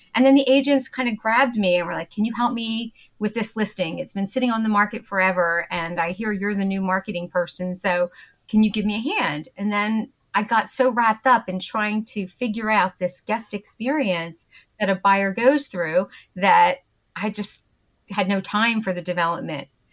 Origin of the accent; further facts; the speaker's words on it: Bucks County, Pennsylvania, United States; accent: Philadelphia; also born or lived in Trevose, Pennsylvania / Doylestown, Pennsylvania / Naples, Florida / Wilmington, Delaware; now in West Chester, United States; I grew up in Bucks County, Pennsylvania. So if you recognize my sort of Philadelphia accent, that's where it's from